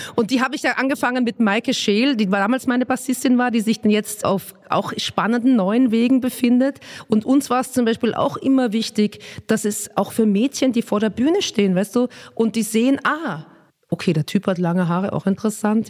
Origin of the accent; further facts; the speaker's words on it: Vienna, Austria; accent: Viennese; moved away as an adult; also born or lived in Nuremberg, Germany / Röthenbach, Germany; now in Berlin, Germany; Und dann, als ich ungefähr zehn war, sind wir in den Süden von Wien gezogen, weil mein Papa in Wien einen Job gekriegt hat.